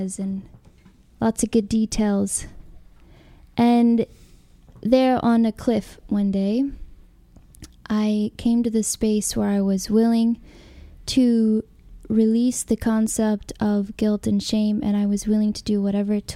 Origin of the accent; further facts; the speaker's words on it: Alabama, United States; moved away as an adult; also born or lived in California; so I grew up in Alabama in Christianity